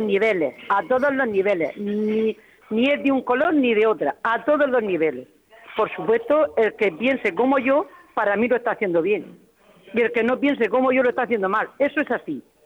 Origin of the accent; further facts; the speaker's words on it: Murcia, Region of Murcia, Spain; son de mi pueblo